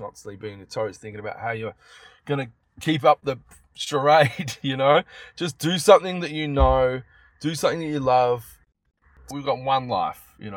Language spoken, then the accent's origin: English; Melbourne, Victoria, Australia; in Melbourne, in my hometown